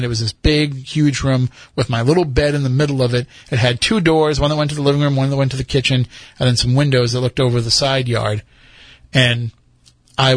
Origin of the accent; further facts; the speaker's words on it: Plymouth, Massachusetts, United States; it's America's hometown, but it's also my hometown